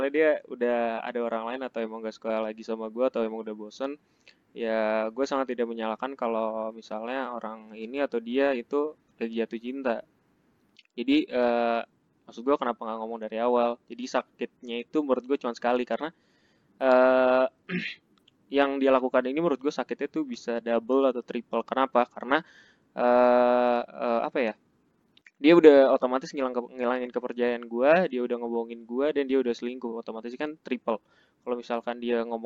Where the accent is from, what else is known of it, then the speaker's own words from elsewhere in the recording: Jakarta, Indonesia; gue kan uh, orangnya termasuk yang jarang pulang padahal kampung gue di Jakarta nah orang-orang tuh biasanya seminggu sekali gitu Eh, pulang ke Jakarta.